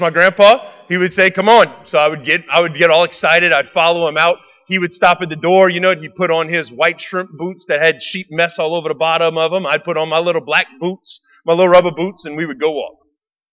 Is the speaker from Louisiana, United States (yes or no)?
yes; Raceland, Louisiana, United States; I grew up in Raceland.